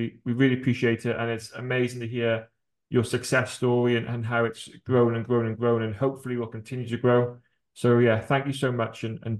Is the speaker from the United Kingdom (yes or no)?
yes; Cardiff, Wales, United Kingdom; moved away; I'm originally from Cardiff. I'm a Cardiff fan.